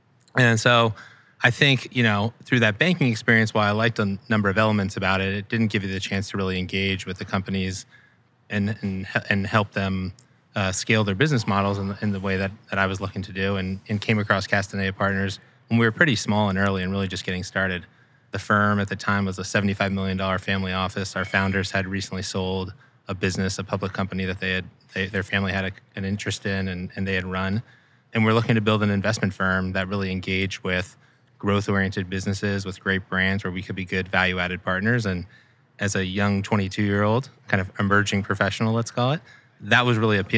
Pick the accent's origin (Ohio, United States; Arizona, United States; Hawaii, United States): Arizona, United States; Scottsdale; So I grew up out west in Scottsdale, Arizona, made my way back east for school, went to Penn undergrad